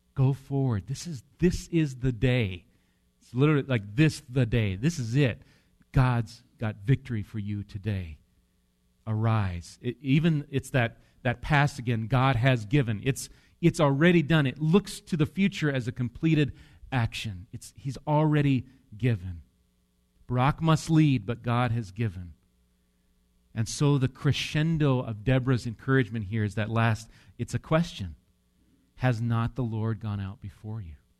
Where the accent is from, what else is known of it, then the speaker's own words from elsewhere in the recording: Wisconsin, United States; I'm from Wisconsin